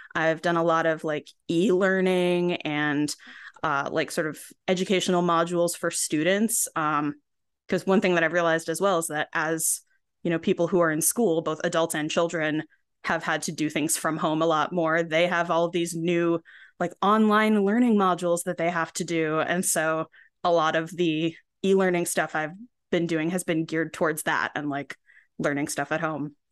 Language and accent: English; Binghamton, New York, United States; moved away as an adult; I ended up actually moving back to my hometown, Binghamton, New York, for a while and still here.